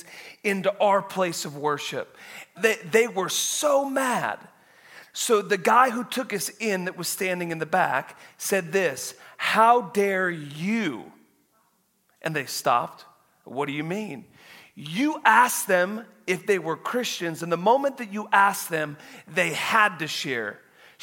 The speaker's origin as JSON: {"language": "English", "town": "Woodland", "region": "Washington", "country": "United States", "tie": "born or raised there", "said": "I was born in Woodland, Washington, like just right, like 5.5 hours away. Grew up on a dairy farm"}